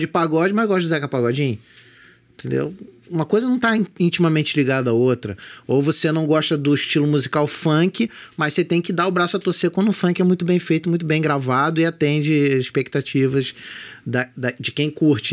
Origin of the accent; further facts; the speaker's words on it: Magé, Rio de Janeiro, Brazil; de onde eu morava, que é perto do centro de Magé